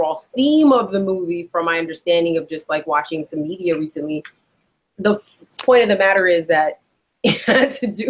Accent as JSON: {"language": "English", "town": "New York City", "region": "New York", "country": "United States", "first_language": "Spanish", "second_language": "English", "said": "I'm from the Bronx"}